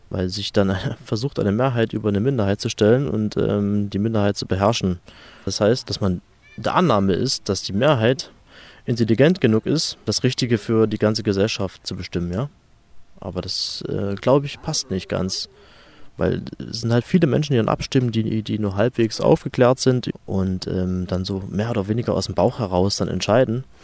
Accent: Dresden, Saxony, Germany; bin 32 äh, Jahre alt, gebürtig aus Dresden, bin Geschäftsführer einer Handels GmbH

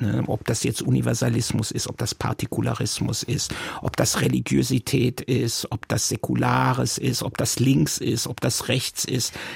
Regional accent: Mannheim, Baden-Württemberg, Germany; first language Yiddish; German is a second language; moved away as an adult; now in Tel Aviv, Israel; ich wuchs auf in B619. Das ist mittendrin

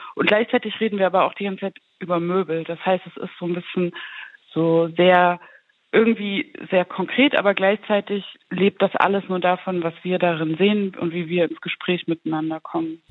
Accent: the area between Zwickau and Schneeberg, Saxony, Germany; ich bin ja aus Sachsen, ich bin aus der Region zwischen Zwickau und Schneeberg

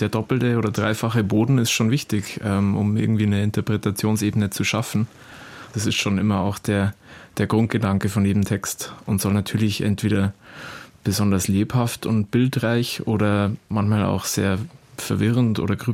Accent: Southern Germany, Germany; Italien äh, an sich für uns als äh, Süddeutsche ist natürlich ein beliebtes Urlaubs- und Reiseziel.

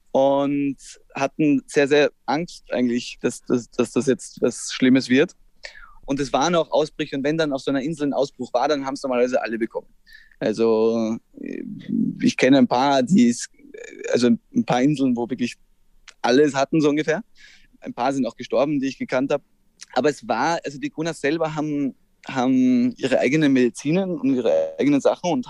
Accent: Austria; also jetzt ich als Österreicher bin extrem abhängig von ihr

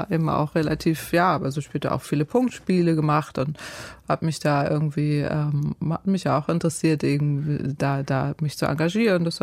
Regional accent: Northern Germany, Germany; Ich bin ja Norddeutsche

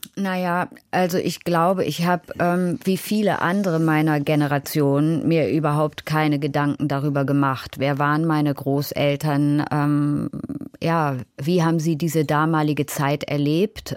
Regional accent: Hanover, Lower Saxony, Germany; ich bin in Hannover aufgewachsen

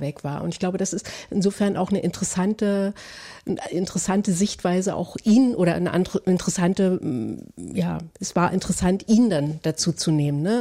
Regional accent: Berlin, Germany; ich identifiziere mich als jemand, der aufgewachsen ist in der DDR, vor allem aber in Ostberlin

